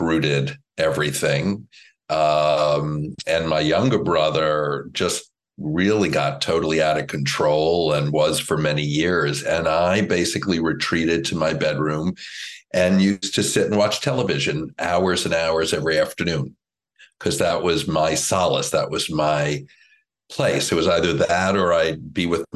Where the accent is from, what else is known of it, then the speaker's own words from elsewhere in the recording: Woodmere, New York, United States; I grew up in Woodmere, New York, which is on Long Island